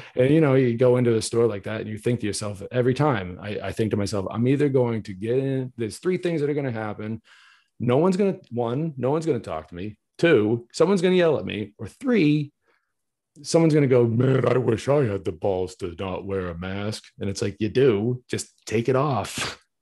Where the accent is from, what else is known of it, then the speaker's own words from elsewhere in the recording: New England, United States; I'm from New England, born and raised